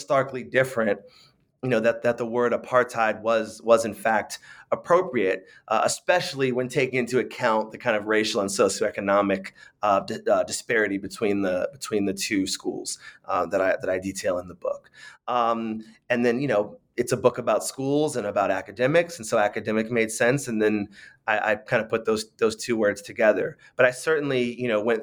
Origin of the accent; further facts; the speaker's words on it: San Francisco, California, United States; I grew up in San Francisco